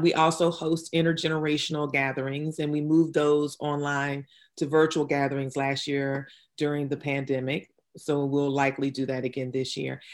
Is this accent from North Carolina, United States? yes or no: yes; New Bern, North Carolina, United States; also born or lived in Durham, North Carolina; I'm originally from New Bern, North Carolina. I'm, I am a multiple generation North Carolinian